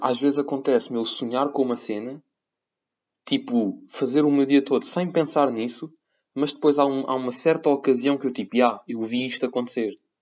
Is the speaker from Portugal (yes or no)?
yes; Portugal; now in Cyprus; sendo português eu